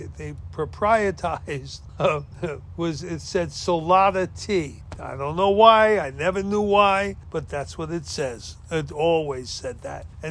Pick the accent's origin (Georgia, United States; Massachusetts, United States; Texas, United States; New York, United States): New York, United States; New York City; also born or lived in Biloxi, Mississippi; When I grew up in Brooklyn, New York, there were pockets of everything.